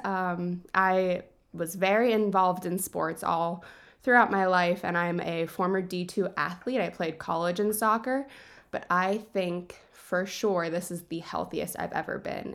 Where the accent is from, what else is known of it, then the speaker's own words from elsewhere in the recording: DuBois, Pennsylvania, United States; I grew up in Du Bois